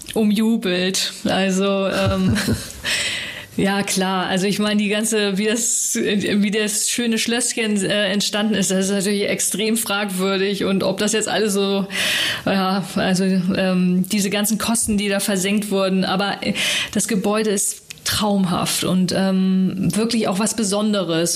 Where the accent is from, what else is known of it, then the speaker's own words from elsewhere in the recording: Hamburg, Germany; aufgewachsen jetzt so mit den äh, Eltern und Schulzeit war ja so im Norden